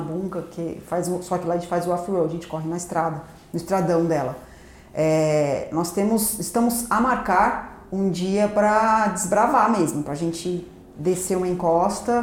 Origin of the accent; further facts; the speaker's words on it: Paraguaçu Paulista, São Paulo, Brazil; also born or lived in Londrina; sou aqui de Paraguaçu Paulista mesmo, nascida em Londrina, mas como a família da materna daqui, então eu praticamente cresci aqui em Paraguaçu.